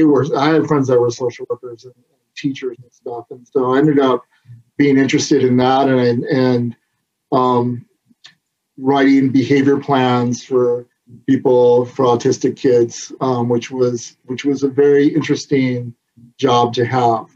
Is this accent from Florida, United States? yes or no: no; Southwest Michigan, United States; now in California, United States; I grew up in Southwest Michigan